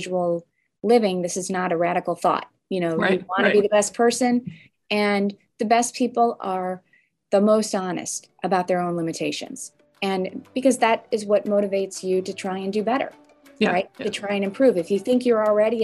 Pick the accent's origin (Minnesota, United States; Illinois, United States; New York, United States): Illinois, United States; suburb of Chicago; also born or lived in Evanston, Illinois; I moved from Evanston to a different suburb of Chicago when I was young